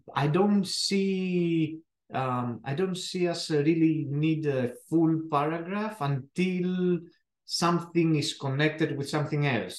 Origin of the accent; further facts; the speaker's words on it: Athens, Attica, Greece; accent: thick accent; English is a second language; moved away as an adult; now in United States; I am uh, as I said from Greece. Uh, I was born in Athens